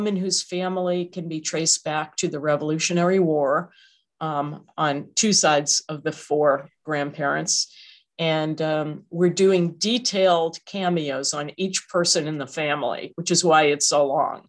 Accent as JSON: {"language": "English", "region": "Massachusetts", "country": "United States", "moved": "yes", "said": "I'm from Massachusetts"}